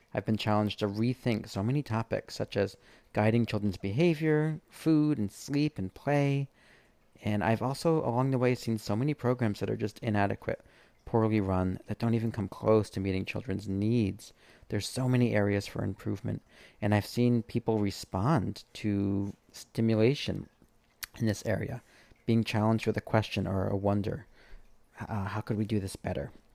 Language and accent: English; East Coast, United States; I grew up on the East Coast